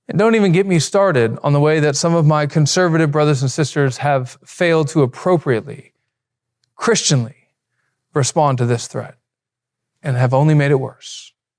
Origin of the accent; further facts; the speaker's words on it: Alabama, United States; I'm from Alabama. We talk like that.